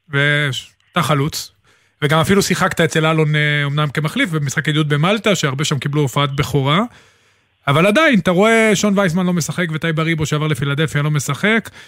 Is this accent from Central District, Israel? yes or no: yes; Netanya, Central District, Israel; גדלתי במקום עם ארצבים. לא עם... ארצבים אה, זה נתניה.